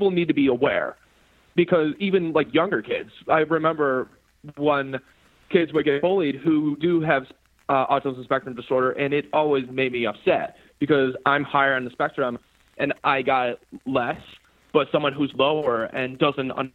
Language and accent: English; Park Ridge, Illinois, United States; I am from Park Ridge, Illinois, which is a very small town in Chicago, Illinois. It's more of a suburb. And the thing about my hometown is that everyone is a community